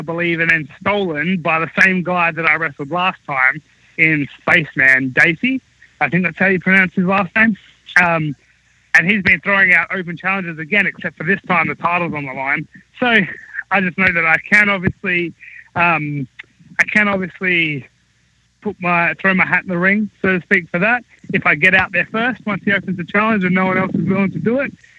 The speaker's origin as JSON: {"language": "English", "country": "Australia", "moved": "yes", "said": "I was from Australia"}